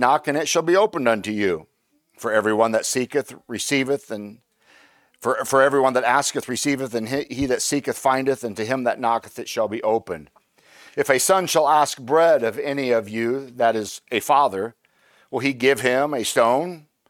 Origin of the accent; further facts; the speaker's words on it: Indiana, United States; moved away; I'm originally from Indiana, and in, and the, the, the people from Indiana are called Hoosiers.